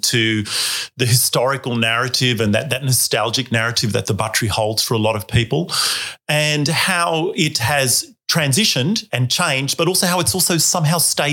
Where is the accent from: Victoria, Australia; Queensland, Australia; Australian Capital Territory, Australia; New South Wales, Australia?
New South Wales, Australia; Sydney; I'm not from this area. I'm actually from Sydney